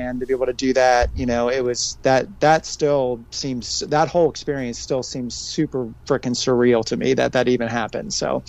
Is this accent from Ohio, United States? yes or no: yes; Cincinnati, Ohio, United States; from growing up in Cincinnati, my funk history, Cincinnati's funk history, it's, you know, it's not just the Reds. It's also like this whole musical history that we have here in Cincinnati.